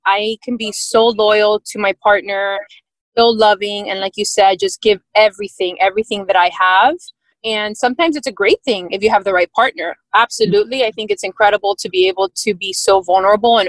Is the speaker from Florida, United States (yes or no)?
yes; Miami, Florida, United States; born and raised in Miami.